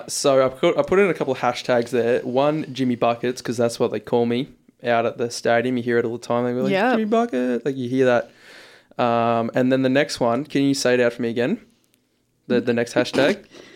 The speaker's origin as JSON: {"language": "English", "town": "Ipswich", "region": "East of England", "country": "United Kingdom", "tie": "born or raised there", "said": "Born and raised in Ipswich, mate."}